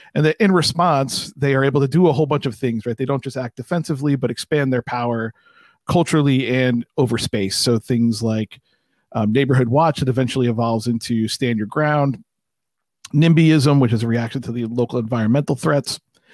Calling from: Montclair, New Jersey, United States; I'm about 8 miles away in Montclair, New Jersey, in the suburbs of Newark.

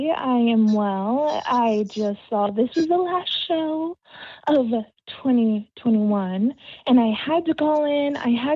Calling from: Texas, United States; all the way from Texas.

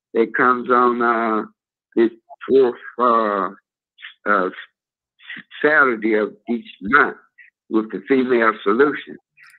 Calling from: Chicago, Illinois, United States; Old Trump Foundation, and I'm calling from South Loop, Chicago.

